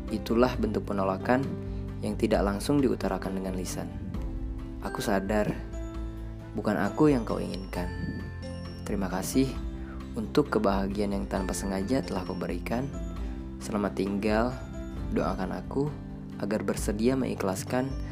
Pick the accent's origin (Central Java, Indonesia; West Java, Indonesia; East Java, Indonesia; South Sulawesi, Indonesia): West Java, Indonesia; Tasikmalaya; Gue berasal dari West Java, especially from Tasikmalaya.